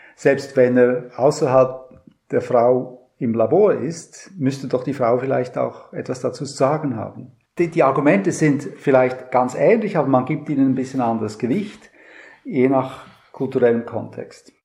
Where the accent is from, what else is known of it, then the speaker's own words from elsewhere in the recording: Switzerland; now in Lübeck, Germany; ich bin Schweizer